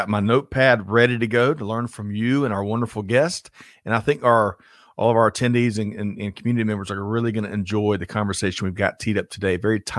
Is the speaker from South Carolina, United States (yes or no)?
yes; Aiken, South Carolina, United States; I grew up in Aiken, South Carolina, visited the Red Wing Rollerway every weekend.